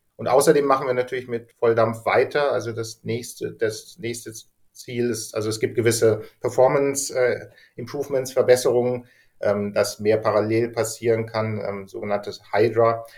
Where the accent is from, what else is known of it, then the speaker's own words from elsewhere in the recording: Germany; ich bin halt Deutscher.